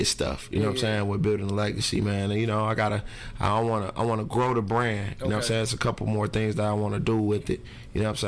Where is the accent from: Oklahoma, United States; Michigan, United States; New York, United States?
Michigan, United States; Detroit; I grew up on Harper and Connors